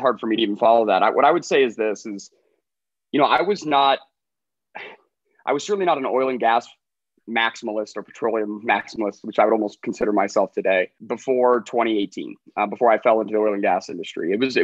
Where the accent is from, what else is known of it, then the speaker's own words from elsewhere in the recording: Colorado, United States; I'm a nobody from Colorado with a really loud dog